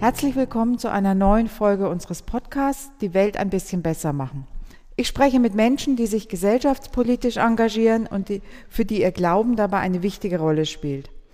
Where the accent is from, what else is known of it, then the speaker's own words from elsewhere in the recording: Würzburg, Bavaria, Germany; Wir sind ja beide Würzburger